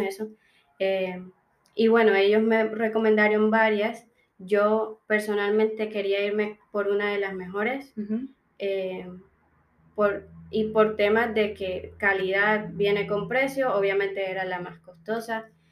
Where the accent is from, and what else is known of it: Colombia; moved away as an adult; now in Melbourne, Australia